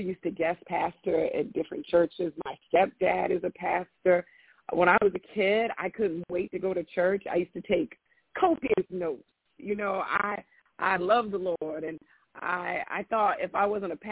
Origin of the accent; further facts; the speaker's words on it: Florida, United States; now in California, United States; I'm from Florida